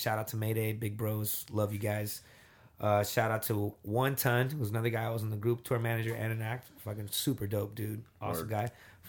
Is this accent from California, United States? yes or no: no; Miami, Florida, United States; also born or lived in Tampa; I'm from Miami. I'm from one of the biggest, most popular cities in the world. But to me, it's normal because I'm from here.